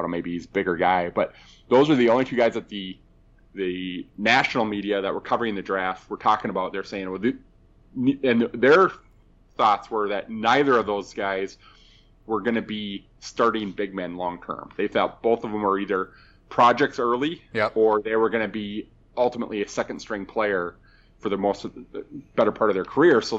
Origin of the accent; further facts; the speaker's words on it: Kentucky, United States; Um, but yeah, I grew up in Kentucky.